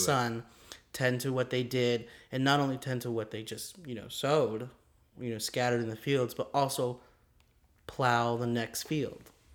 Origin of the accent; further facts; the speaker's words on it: Mesa, Arizona, United States; We both kind of live in Arizona. Um, I'm from Mesa.